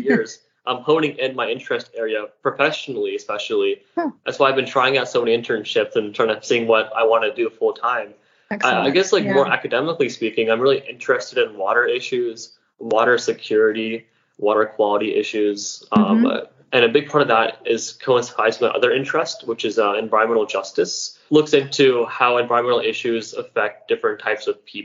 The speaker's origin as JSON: {"language": "English", "town": "Dayton", "region": "Ohio", "country": "United States", "tie": "born or raised there", "said": "growing up in Dayton, Ohio, which is a place not very known for wildlife or ecotourism"}